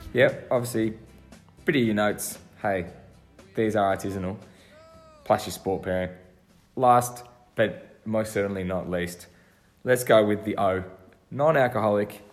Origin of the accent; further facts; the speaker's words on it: Australia; for me being an Australian